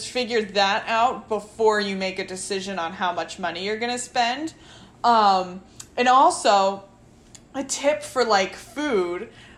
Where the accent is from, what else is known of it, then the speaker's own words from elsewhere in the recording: Connecticut, United States; also born or lived in Long Island; So my family are all from New York, and I was born in Connecticut, so I grew up in Connecticut a little bit, and then my family moved to Long Island